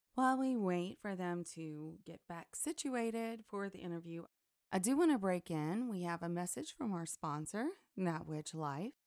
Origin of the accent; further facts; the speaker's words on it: Deep South, United States; growing up in the Deep South